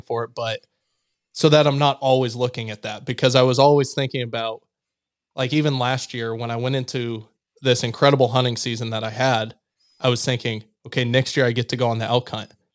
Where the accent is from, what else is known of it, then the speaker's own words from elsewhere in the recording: Missouri, United States; my home state